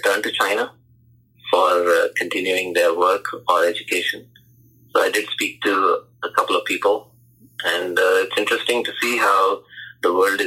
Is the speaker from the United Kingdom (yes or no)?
no; India; now in United States; I'm from India